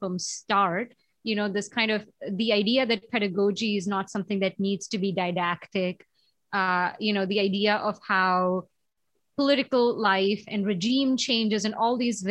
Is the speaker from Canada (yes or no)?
no; India; moved away; When I was growing up in India, I mean, school was such a carceral, like such a disciplinary, you know, place